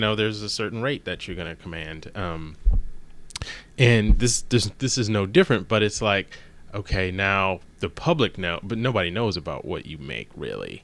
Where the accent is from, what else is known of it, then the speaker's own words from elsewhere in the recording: Maryland, United States; moved away; also born or lived in Los Angeles; growing up in Maryland